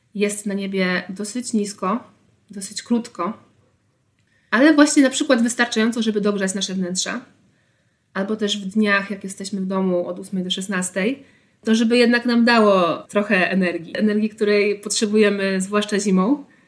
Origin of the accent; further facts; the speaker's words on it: Tricity, Pomeranian Voivodeship, Poland; jestem z Trójmiasta